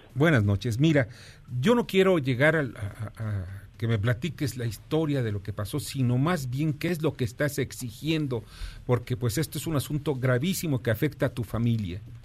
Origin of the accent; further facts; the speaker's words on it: Mexico; nosotros los mexicanos